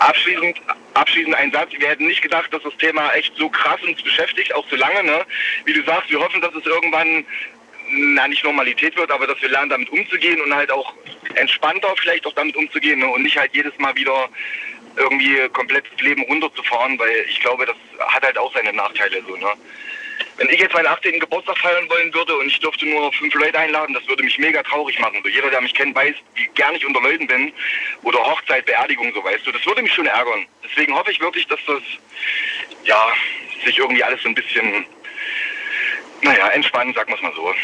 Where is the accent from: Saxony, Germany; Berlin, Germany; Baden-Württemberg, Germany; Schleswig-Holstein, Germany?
Saxony, Germany; Leipzig; ich bin eigentlich aus Leipzig